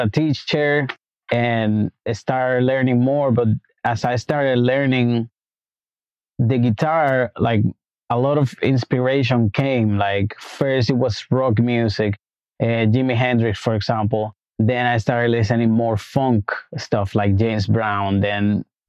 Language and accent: English; Santo Domingo, Dominican Republic; also born or lived in Brooklyn, New York; now in New York, United States; I'm from Dominican Republic, Santo Domingo, born and raised.